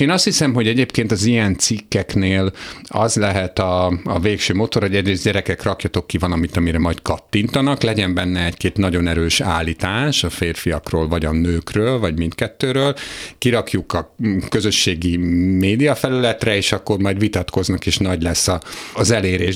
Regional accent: Hungary; én egy olyan 44 éves heteroszexuális magyar férfi vagyok

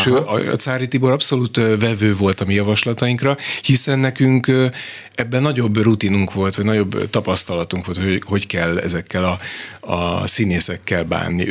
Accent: Kaposvár, Somogy, Hungary; én magam is kaposvári születésű vagyok

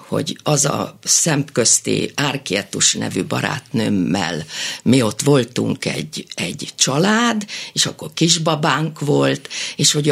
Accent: Tabajd, Fejér, Hungary; Egy református kis faluban nőttem fel, Tabajnak hívják.

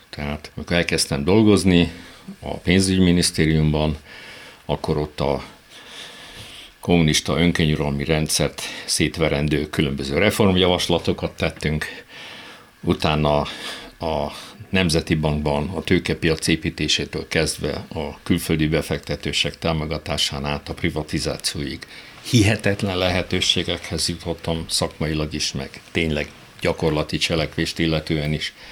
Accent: Hungary; born there; Szerencsém volt, olyan korban születtem, amikor már Magyarországon ugye oldódóban volt a régi kommunista önkényuralmi rendszer

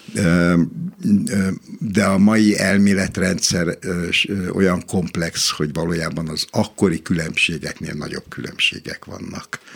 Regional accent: Hungary; magyar vagyok

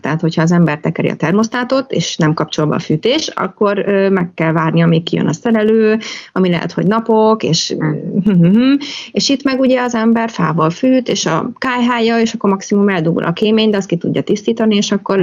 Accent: Pécs, Baranya, Hungary; also born or lived in Szarvaskő; now in Gyűrűfű, Hungary; a párom is, meg én is városban nőttünk fel, ő Budapesten, én meg Pécsen

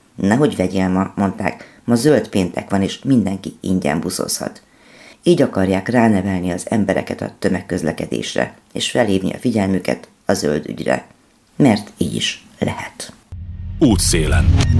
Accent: Cluj-Napoca, Cluj County, Romania; moved away as an adult; now in Hungary; amikor legutóbb jártam a szülővárosomban

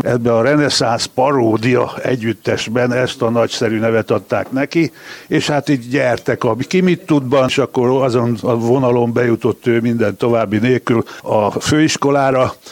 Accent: Budapest, Hungary; itt születtünk Budapesten, mind a ketten

